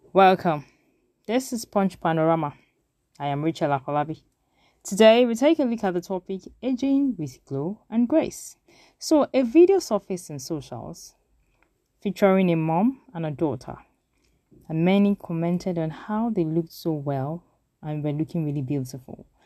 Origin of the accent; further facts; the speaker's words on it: South West Nigeria, Nigeria; we grew up in the Southwest